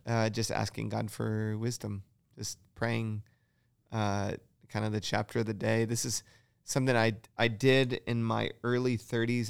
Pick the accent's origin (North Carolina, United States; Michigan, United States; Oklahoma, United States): Michigan, United States; moved away; I grew up in Michigan